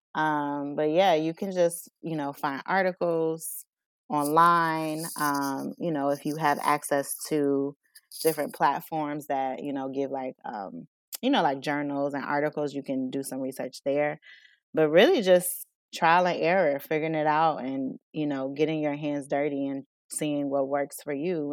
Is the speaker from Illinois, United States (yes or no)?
yes; Chicago, Illinois, United States; moved away as an adult; now in Aurora, United States; I'm born and raised in Chicago, um, moved to Aurora about almost three years ago now